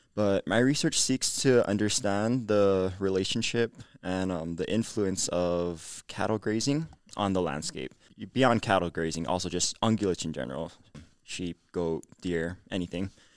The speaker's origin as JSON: {"language": "English", "town": "Honolulu", "region": "Hawaii", "country": "United States", "moved": "as an adult", "lives_now": "Provo, United States", "said": "I'm from Nuuanu, Oahu. So Hawaii"}